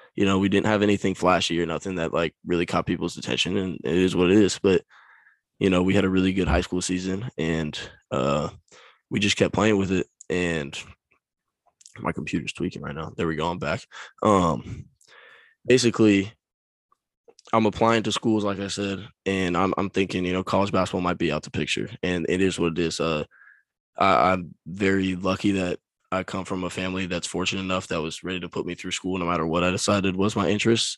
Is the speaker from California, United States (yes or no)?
yes; Folsom, California, United States; I grew up in Folsom, California.